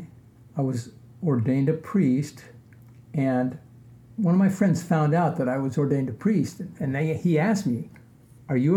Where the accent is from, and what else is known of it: Portland, Oregon, United States; born or raised there; moved away as an adult; also born or lived in Cedar City, Utah